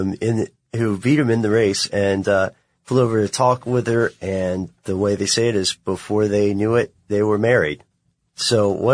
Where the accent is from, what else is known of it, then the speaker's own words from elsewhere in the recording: Tennessee, United States; I'm from Tennessee.